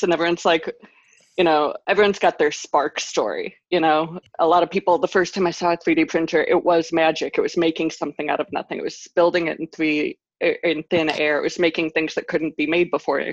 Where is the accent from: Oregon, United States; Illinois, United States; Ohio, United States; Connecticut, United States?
Ohio, United States; Cleveland; I'm from Cleveland